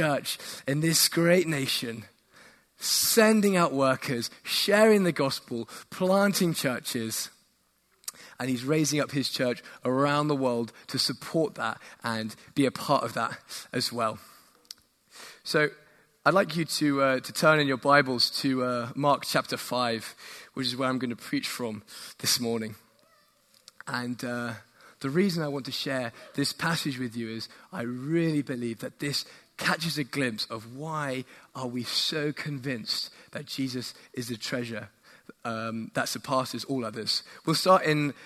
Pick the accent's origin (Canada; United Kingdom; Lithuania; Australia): United Kingdom; England; also born or lived in Woolwich, London; I'm from England, where it's very cloudy, very rainy